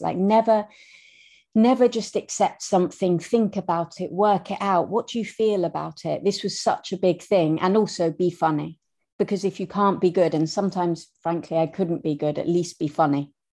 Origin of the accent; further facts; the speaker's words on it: Scotland, United Kingdom; accent: Scottish; moved away as an adult; we grew up in Scotland. I know I have a terrible Scottish accent